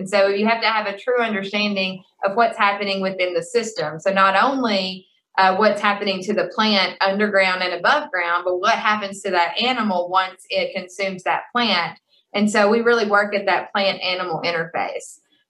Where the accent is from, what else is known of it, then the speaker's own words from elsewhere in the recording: Kentucky, United States; You know, again, I came from Kentucky. We had the loamy soils, but they had their own challenges.